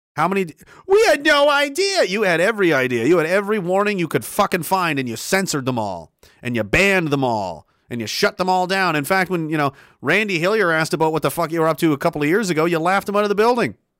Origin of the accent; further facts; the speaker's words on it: Canada; as Canadian citizens